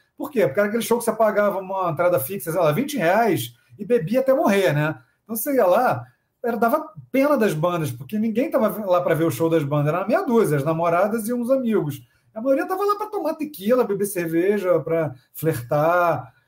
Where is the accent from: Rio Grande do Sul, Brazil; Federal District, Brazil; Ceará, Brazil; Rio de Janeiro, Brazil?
Rio de Janeiro, Brazil; Niterói; also born or lived in São Paulo; a gente não é do Rio, a gente é de Niterói